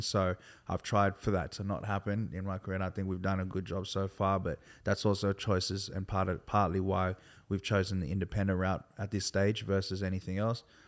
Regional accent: Sydney, New South Wales, Australia; also born or lived in Milperra, Sydney / countryside near Campbelltown; I grew up in, um, in Liverpool, particularly Hoxton Park

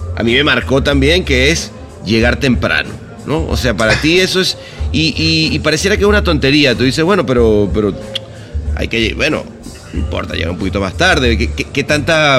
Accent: Venezuela

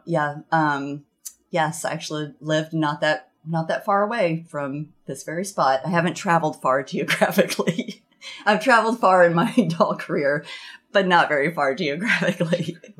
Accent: the South, United States; moved away as an adult; now in Vermont, United States; growing up in the South, the culture of the South had more of an influence on what I was making

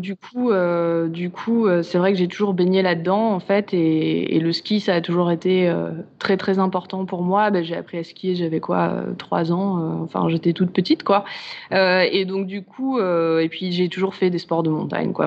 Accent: Chamonix, Auvergne-Rhône-Alpes, France; chez moi à Chamonix

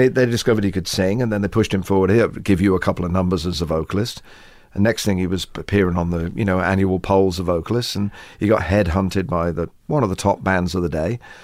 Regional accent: England, United Kingdom; Maybe we're English

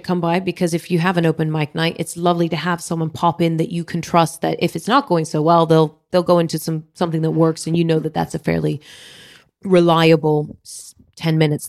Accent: Philippines; I was gigging in Dubai, and I'm Filipino

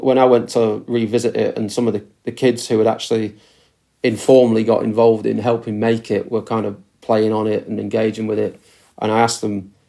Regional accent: Preston, North West England, United Kingdom; moved away as an adult; also born or lived in Glasgow; now in Preston, United Kingdom; I grew up in Preston, left at 18, 19 to go to university

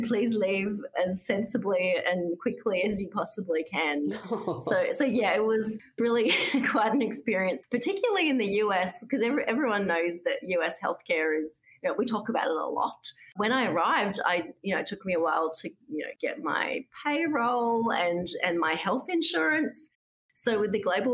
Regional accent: Australia; moved away as an adult; also born or lived in Boston, United States; now in United States; I came here from Australia where I was previously the chief scientist at the Australian Museum

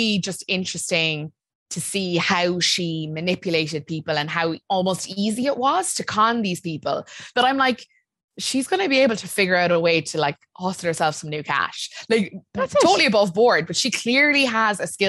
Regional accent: Ireland; We're so Irish

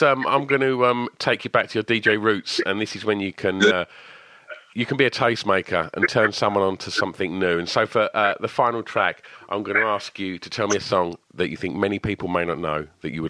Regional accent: Essex, East of England, United Kingdom; I'm from Essex

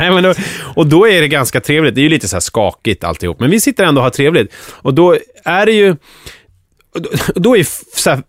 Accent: Skogås, Stockholm County, Sweden; jag är uppväxt i Skogås

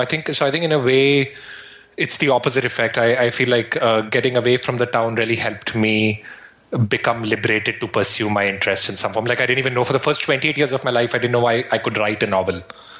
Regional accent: Shimla, Himachal Pradesh, India; now in Brooklyn, United States; I grew up in the Himalayas in India in a place called Shimla. And Shimla is right at the foothills of the Himalayas in the north of India.

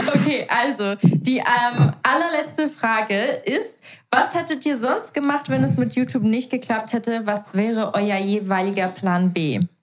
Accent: Switzerland; bei uns in der Schweiz gibt es nur die normale kaufmännische EFZ-Ausbildung

